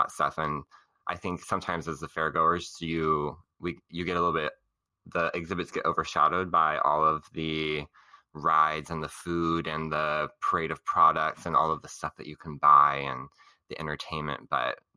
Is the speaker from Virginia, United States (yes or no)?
no; Orange County, California, United States; growing up in Orange County